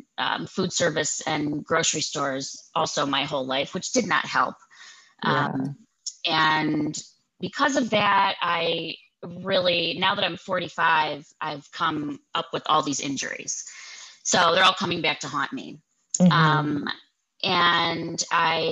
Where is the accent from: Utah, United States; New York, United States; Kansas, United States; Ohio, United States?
Ohio, United States; Cleveland; I was born in Cleveland. I'm a full-blown Clevelander.